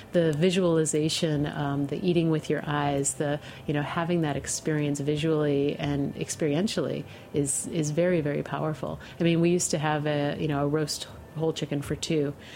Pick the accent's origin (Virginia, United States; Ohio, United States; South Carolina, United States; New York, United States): New York, United States; Western New York State, United States; moved away as an adult; also born or lived in Amherst, Massachusetts; I grew up in Western New York State between Rochester and Buffalo